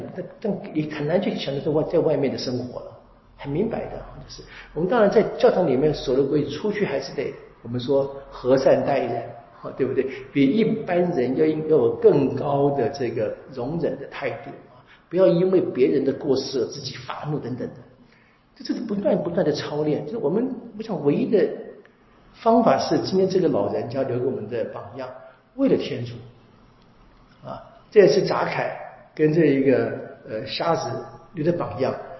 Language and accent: Chinese; China; 我们中国人会这么说啊：“莫以恶小而为之，莫以善小而不为。”